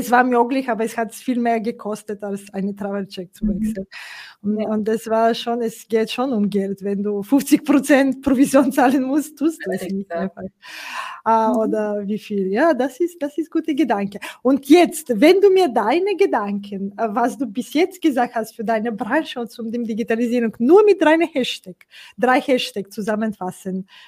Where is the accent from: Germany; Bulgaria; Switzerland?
Bulgaria; ich komme aus Bulgarien, äh